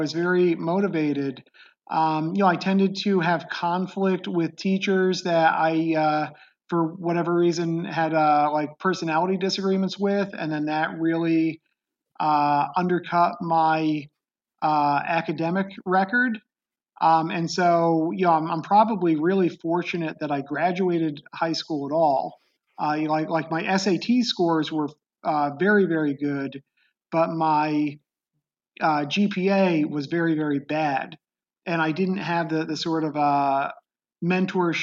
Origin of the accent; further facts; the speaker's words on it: Beacon, New York, United States; I grew up in upstate New York. It was a city called Beacon in the Hudson Valley